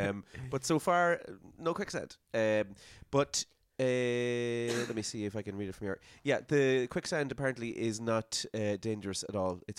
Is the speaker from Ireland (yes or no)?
yes; Ireland; Isn't it great being Irish, isn't it?